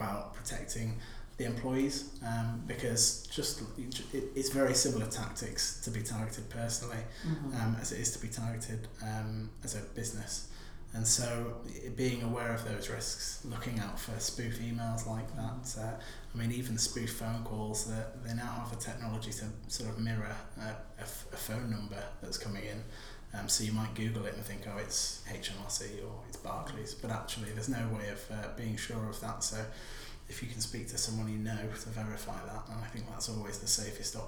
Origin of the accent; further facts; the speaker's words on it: the north of England, United Kingdom; moved away; I'm from up north in a coastal town